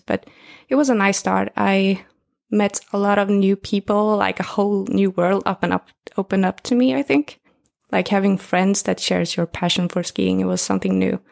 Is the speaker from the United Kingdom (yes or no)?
no; northern Sweden, Sweden; moved away as an adult; now in Stockholm, Sweden; I grew up in northern Sweden uh, in a super small town